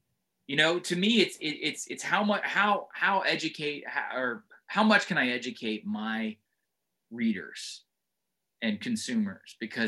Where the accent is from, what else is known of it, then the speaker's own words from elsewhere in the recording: Northeast, United States; also born or lived in South; I was raised by virtue of what my dad did in the Northeast for a long time, even though I'm from the South.